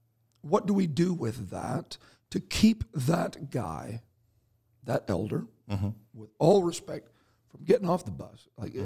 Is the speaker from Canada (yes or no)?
yes; Canada; So we see him when we're out getting more ice for our igloo, because that's the majority of what Canadians do, right?